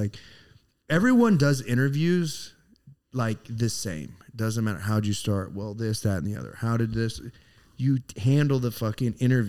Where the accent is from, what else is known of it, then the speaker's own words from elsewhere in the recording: Houston, Texas, United States; …. I'm from Houston. You're from Houston.